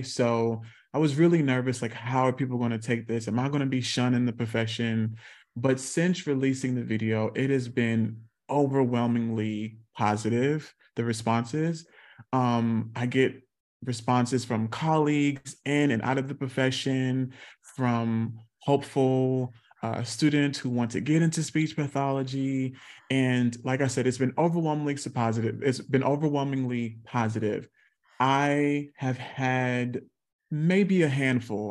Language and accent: English; South Carolina, United States; I grew up in South Carolina